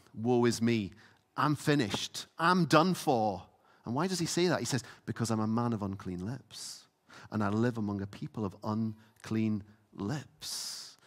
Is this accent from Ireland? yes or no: no; Isle of Lewis, Scotland, United Kingdom; I grew up on the Isle of Lewis.